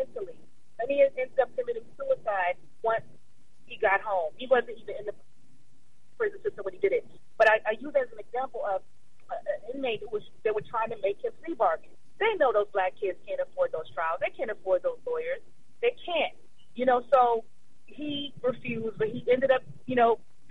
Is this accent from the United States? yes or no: yes; New York City, New York, United States; I'm from Brooklyn, which is about a few miles away from there. So it's right next door. But, yeah, I'm from New York.